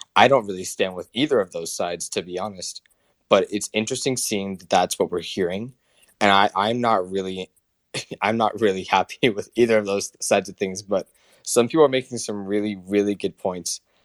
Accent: Canada; all my fellow Canadians

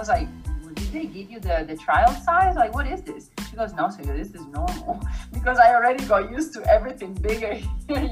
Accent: Italy; born or raised there; moved away as an adult; now in United States

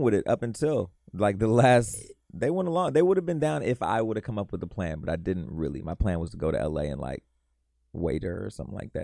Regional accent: west suburbs of Chicago, Illinois, United States; I'm from the west suburbs of Chicago. I claim Chicago, though, because I went to high school downtown Chicago

